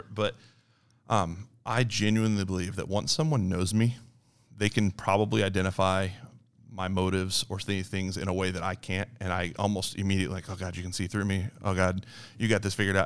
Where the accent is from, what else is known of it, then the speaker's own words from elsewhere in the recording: Liberty, United States; I grew up actually here in Liberty. Uh, played at Liberty High School for Pat Hansen